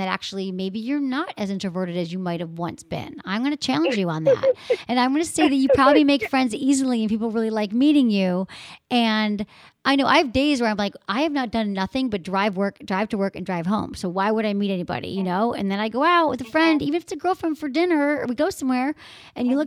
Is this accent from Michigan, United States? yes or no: yes; Michigan, United States; moved away; from Michigan, my home state